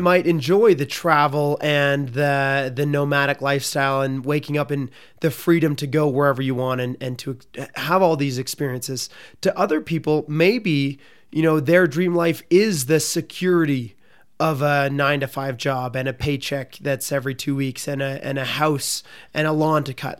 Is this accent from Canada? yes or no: yes; Canada; I'm from Canada